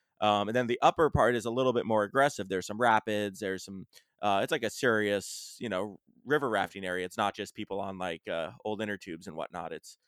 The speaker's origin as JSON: {"language": "English", "region": "Pacific Northwest", "country": "United States", "said": "so we're from the Pacific Northwest, and out here we have a little volcano called Mount St. Helens."}